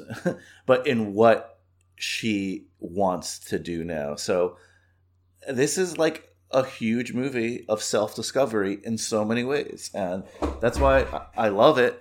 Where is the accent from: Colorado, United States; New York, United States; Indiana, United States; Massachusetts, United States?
New York, United States; I'm from New York